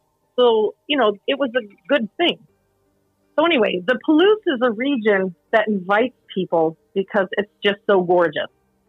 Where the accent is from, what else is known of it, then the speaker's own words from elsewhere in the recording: Guam; I'm from Guam, and my entire life, I've just wanted to go to New York City